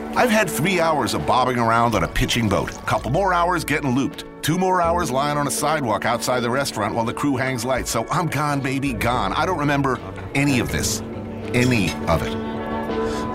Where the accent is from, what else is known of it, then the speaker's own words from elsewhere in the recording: New Jersey, United States; I grew up in New Jersey, which was pretty much Sicily on the Hudson